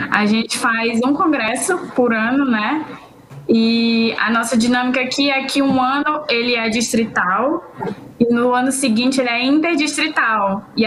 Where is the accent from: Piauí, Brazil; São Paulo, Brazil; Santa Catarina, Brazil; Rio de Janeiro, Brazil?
Piauí, Brazil; Teresina; sou aqui de Teresina, Piauí.